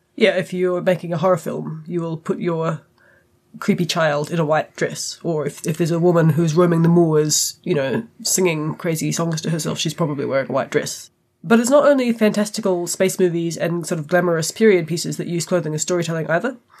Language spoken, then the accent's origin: English; New Zealand